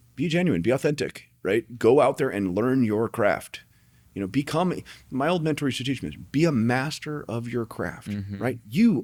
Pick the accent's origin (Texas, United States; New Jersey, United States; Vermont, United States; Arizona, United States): Arizona, United States; Tucson; moved away; I came here from Tucson, Arizona. I didn't know anybody.